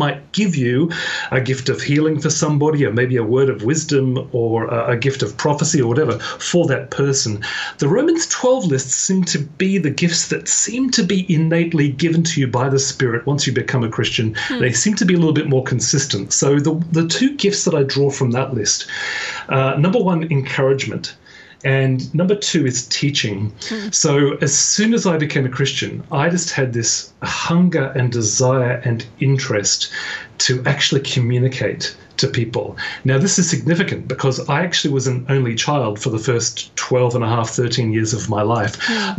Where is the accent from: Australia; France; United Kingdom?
Australia; Firstly, I was born in Australia, but I was born to British parents. Okay. So I don't have, you know, a really Australian accent, but I don't have, you know, a plush, pommy accent either.